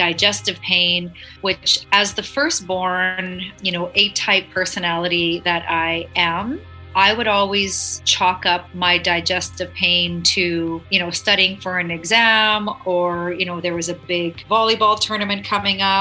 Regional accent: Saskatchewan, Canada; I am born, raised Canadian. Yeah, I'm actually from agricultural province called Saskatchewan. So grew up in a small farming community

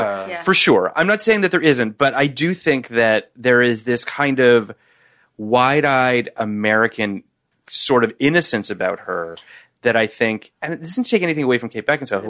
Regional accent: Canada; I'm also Canadian

